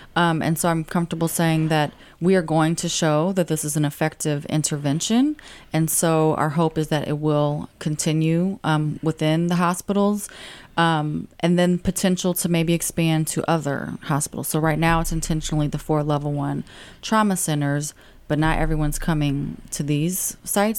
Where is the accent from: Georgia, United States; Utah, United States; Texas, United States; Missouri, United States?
Missouri, United States; St. Louis; I'm born and raised in Saint Louis City